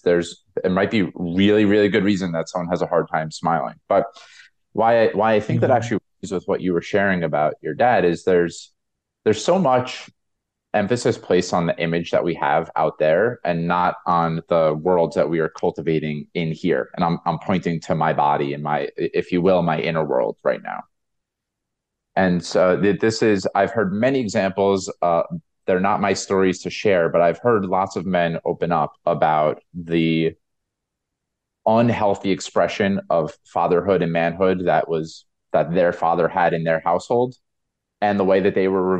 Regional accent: United States; my experience of being American

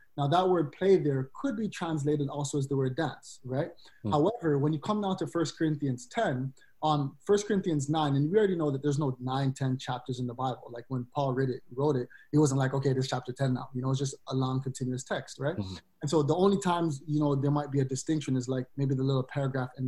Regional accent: Canada; being black, but being Canadian

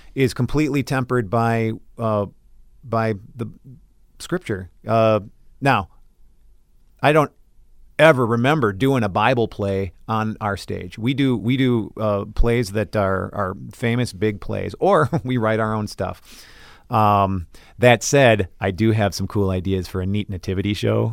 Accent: Brooklyn Center, Minnesota, United States; I am from Brooklyn Center, Minnesota

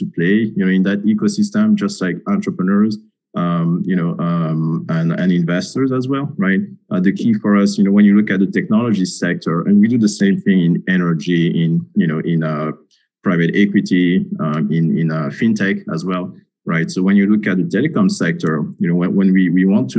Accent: Senegal; now in Washington, D.C., United States; I'm actually originally from Senegal, so I know, you know, Francophone Africa very well

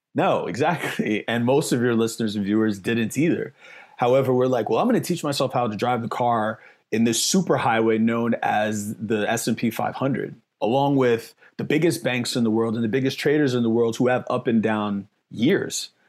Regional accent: New York City, New York, United States; now in Las Vegas, United States; I'm from the Bronx, New York, I'm from the hood

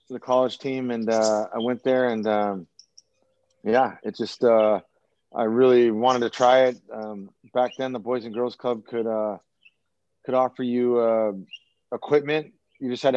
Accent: Anchorage, Alaska, United States; born and raised in Anchorage, Alaska

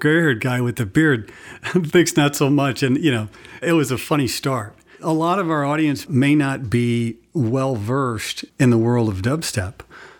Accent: Midwest, United States; I'm a Midwesterner.

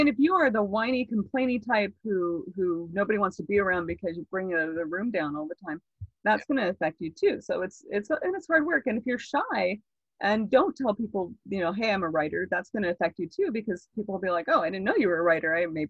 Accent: Florida, United States; now in California, United States; When I came from Florida to California, I was reading books on like how to talk to people

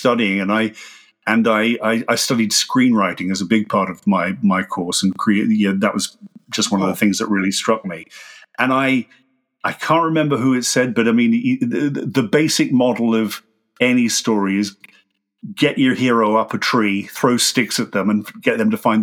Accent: Australia; moved away as an adult; now in United Kingdom; there's 20 years of me being an Australian, which I grew up

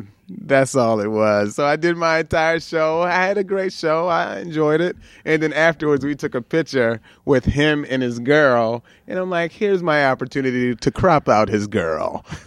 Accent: Baltimore, Maryland, United States; moved away; also born or lived in Sacramento; I'm from Baltimore.

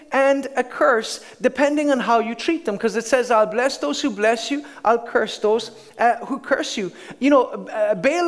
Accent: Ireland; as an Irishman, have the right to live in Ireland

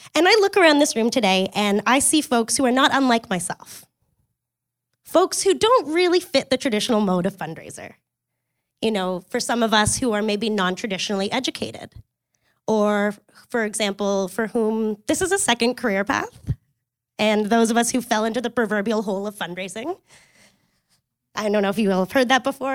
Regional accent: Kingston, Ontario, Canada; I grew up in Kingston, Ontario

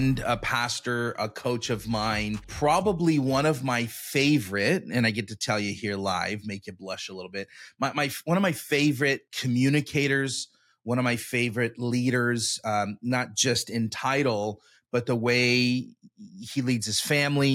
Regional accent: Elk Grove, California, United States; You started a church in my hometown, Harvest. It's Harvest, right? Yep, in Elk Grove

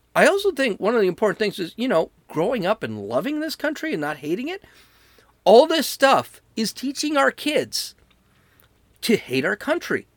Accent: United States; I'm an American

